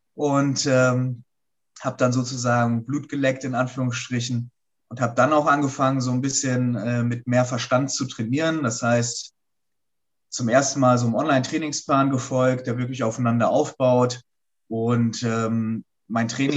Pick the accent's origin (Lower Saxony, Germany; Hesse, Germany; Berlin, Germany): Lower Saxony, Germany; Hanover; in Hannover, da wo ich herkomme